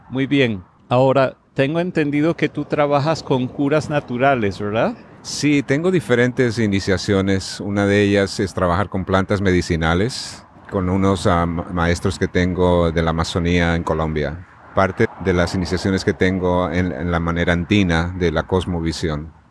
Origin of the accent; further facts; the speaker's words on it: La Paz, Bolivia; now in United States; yo soy de La Paz, Bolivia.